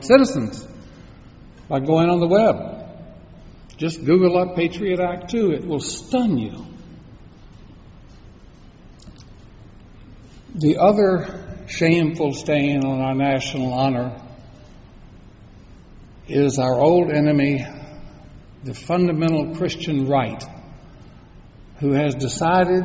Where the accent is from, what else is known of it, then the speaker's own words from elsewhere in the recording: United States; we as American citizens